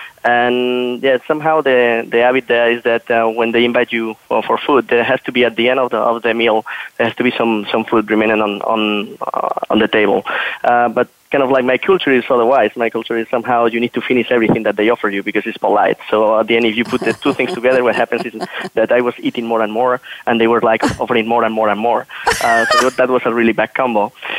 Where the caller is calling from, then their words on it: Berlin, Germany; So I'm right now located in Berlin. So I'm calling you from Berlin in Germany.